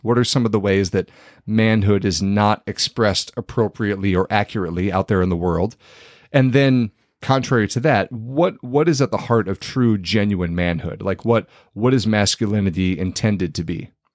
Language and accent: English; Iowa, United States; born or raised there